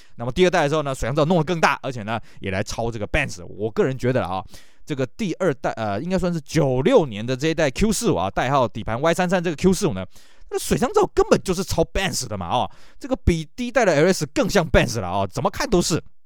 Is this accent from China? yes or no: no; Taiwan; 在我们台湾这边